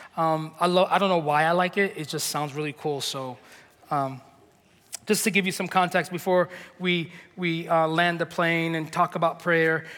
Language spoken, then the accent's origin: English; New York, United States; moved away; we're from New York